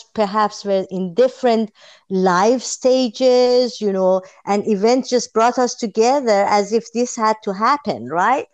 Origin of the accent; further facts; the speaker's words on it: Tehran, Tehran Province, Iran; moved away; I'm a born and bred Tehrani. I'm coming from Iran.